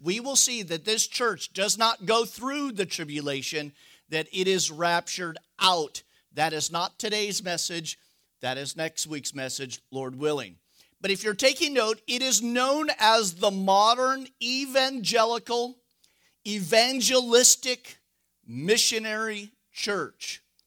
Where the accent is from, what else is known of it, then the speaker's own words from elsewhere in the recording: United States; we're Americans